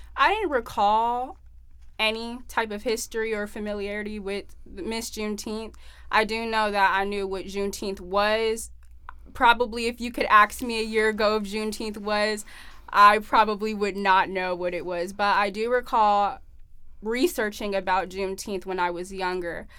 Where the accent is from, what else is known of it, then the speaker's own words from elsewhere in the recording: California, United States; now in Arizona, United States; I'm originally from California